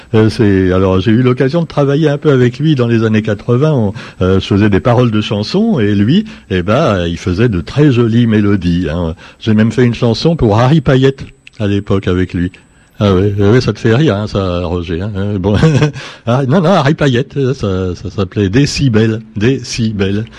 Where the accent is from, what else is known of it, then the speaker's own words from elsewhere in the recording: France; parce qu'on est français